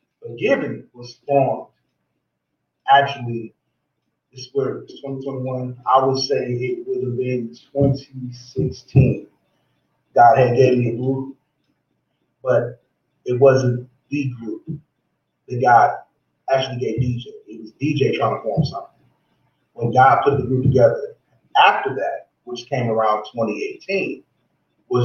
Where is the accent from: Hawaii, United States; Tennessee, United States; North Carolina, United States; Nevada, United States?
Nevada, United States; Las Vegas; This is where I'm from, where I reside